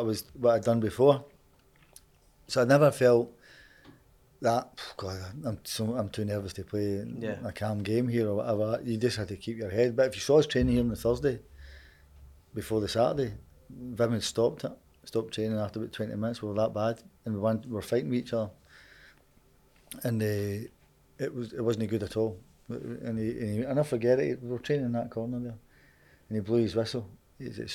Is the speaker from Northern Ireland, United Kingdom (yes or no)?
no; Glasgow, Scotland, United Kingdom; I was born just across the road there on Duke Street. So my mum and dad were from here